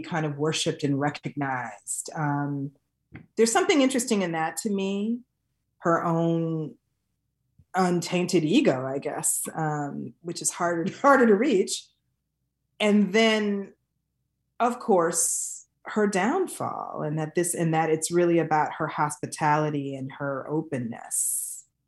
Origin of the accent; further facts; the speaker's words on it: Detroit, Michigan, United States; growing up in Detroit in the nineteen eighties